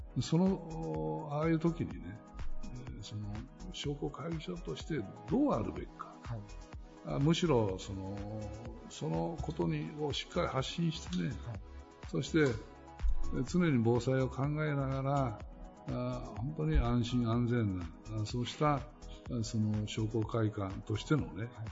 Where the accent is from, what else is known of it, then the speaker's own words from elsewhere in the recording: Kurashiki, Okayama, Japan; 倉敷っていうのは不思議な街なんだよねでそういう倉敷にその我々が育って